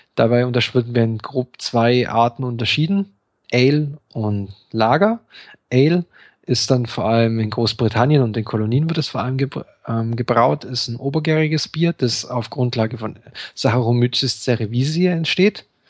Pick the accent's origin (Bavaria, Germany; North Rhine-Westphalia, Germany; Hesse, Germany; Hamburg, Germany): Bavaria, Germany; wir kommen ja beide aus Bayern